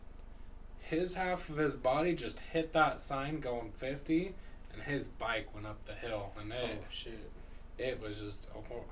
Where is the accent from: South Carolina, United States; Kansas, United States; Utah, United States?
Utah, United States; Kaysville; I grew up in Kaysville, Utah, and that's predominantly Mormon.